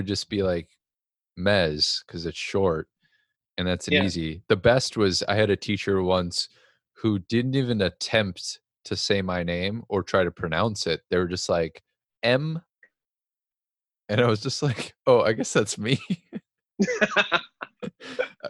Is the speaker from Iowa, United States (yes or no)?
no; North Dakota, United States; growing up in North Dakota